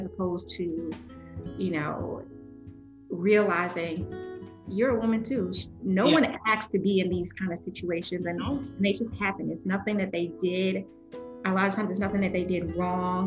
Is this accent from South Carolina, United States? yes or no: yes; Spartanburg, South Carolina, United States; moved away; I am originally from Swanberg, South Carolina